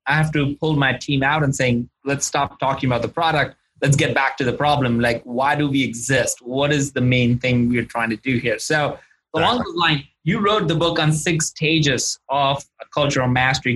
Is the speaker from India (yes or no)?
yes; India; moved away; I'm originally from India